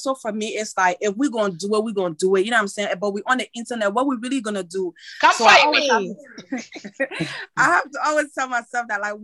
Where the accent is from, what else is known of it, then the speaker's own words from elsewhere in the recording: Côte d’Ivoire; first language French; English is a second language; moved away; also born or lived in Liberia; I was just born and raised in Ivory Coast, but my parents are Liberian